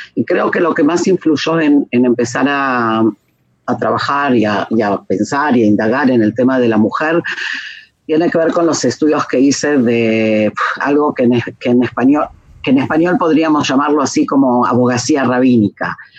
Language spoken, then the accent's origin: Spanish; Argentina; moved away as an adult; also born or lived in Israel; now in Jerusalem, Israel; nací y crecí en Argentina y salía cuando tenía 19